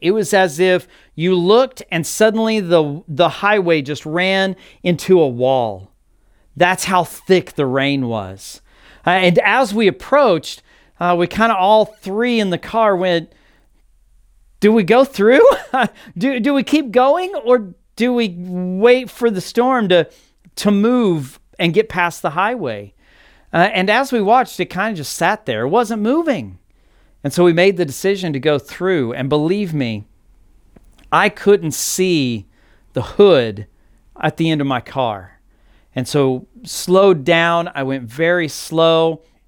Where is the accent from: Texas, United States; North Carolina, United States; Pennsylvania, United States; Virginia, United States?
Texas, United States; Texas Panhandle, United States; moved away as an adult; now in Arizona, United States; I grew up in Texas, specifically the Texas Panhandle